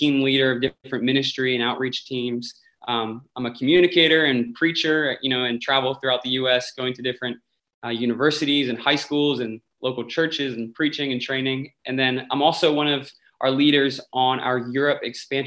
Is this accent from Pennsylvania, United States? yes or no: yes; Lancaster County, Pennsylvania, United States; I grew up in Lancaster County. My family's in the Lititz area, born and raised